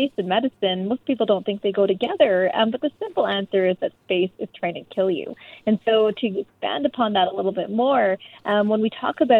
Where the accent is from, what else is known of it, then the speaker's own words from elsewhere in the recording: Canada; I'm Canadian